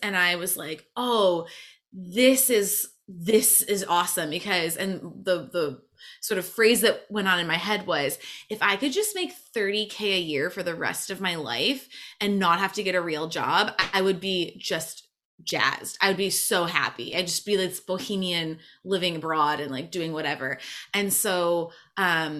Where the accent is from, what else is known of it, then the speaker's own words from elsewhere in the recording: Michigan, United States; moved away as an adult; also born or lived in Montreal; I'm from Michigan originally